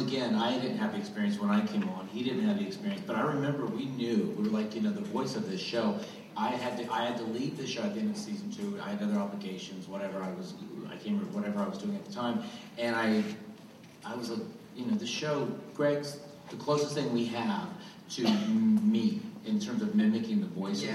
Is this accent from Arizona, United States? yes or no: no; Goose Creek, North Carolina, United States; I'm from Goose Creek, North Carolina